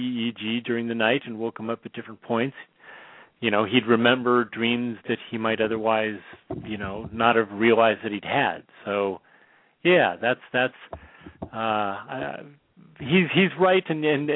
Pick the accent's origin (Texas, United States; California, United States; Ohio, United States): California, United States; Bay Area; now in Portland, United States; I'm born and raised in the Bay Area, but living in Portland, Oregon now